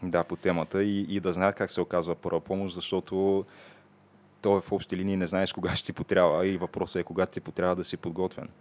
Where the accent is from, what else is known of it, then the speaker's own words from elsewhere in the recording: Targovishte, Targovishte Province, Bulgaria; now in Sofia, Bulgaria; родния ми град Търговище